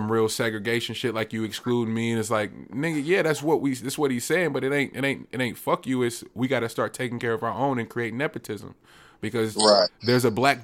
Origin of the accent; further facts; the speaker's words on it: Richmond, California, United States; I'm from Richmond